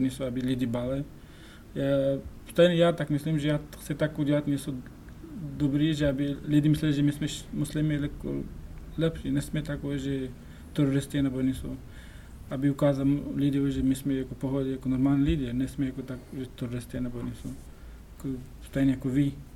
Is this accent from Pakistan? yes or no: yes; Pakistan; first language Pashto; Czech is a second language; now in Czech Republic; já jsem narodil v Pakistanu